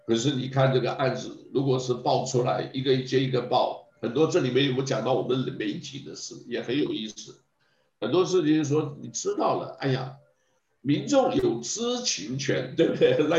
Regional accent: China; 是啊，这个我们中国人都知道了，老外不会管你的，华人都很清楚

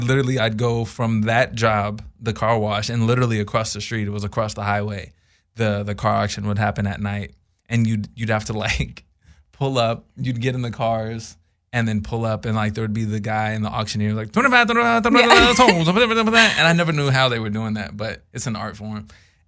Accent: Texas, United States; So I was raised in Texas, and I was helping my friend at a farm.

